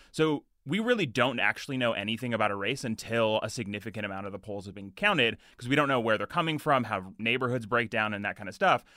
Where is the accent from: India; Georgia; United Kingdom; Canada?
Canada; Edmonton, Alberta; I grew up in Edmonton